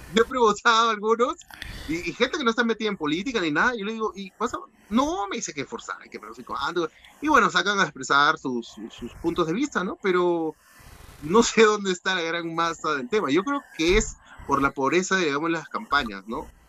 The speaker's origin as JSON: {"language": "Spanish", "region": "Piura", "country": "Peru", "said": "yo soy de Piura"}